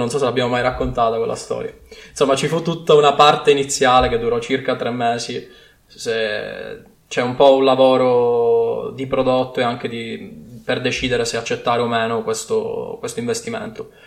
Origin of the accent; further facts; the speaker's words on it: Sicily, Italy; accent: Sicilian; moved away as an adult; now in Milan, Italy; sono siciliano di origine, come forse si sente dall'accento, ma mi sono trasferito a Milano per studiare al Politecnico